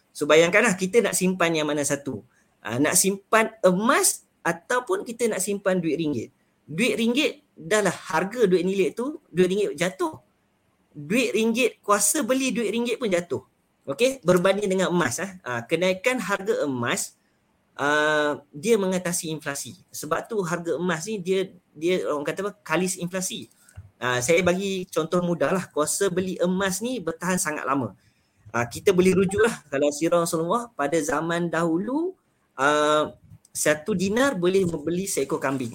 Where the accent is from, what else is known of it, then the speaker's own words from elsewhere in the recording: Penang, Malaysia; saya berasal daripada Pulau Pinang.